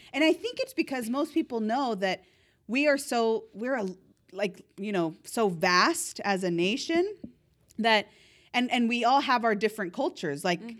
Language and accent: English; California, United States; we're from California.